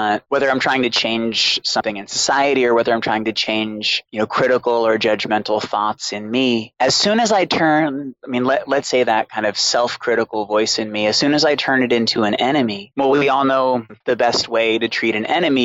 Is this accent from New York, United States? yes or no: no; Boston, Massachusetts, United States; I grew up in Boston with a single alcoholic mother.